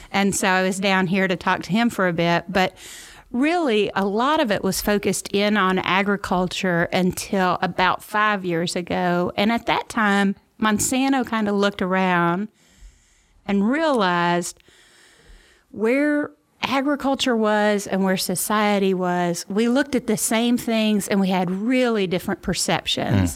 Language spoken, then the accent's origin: English; Memphis, Tennessee, United States; moved away as an adult; also born or lived in New York / Mississippi Delta; now in St. Louis, United States; I'm from Memphis originally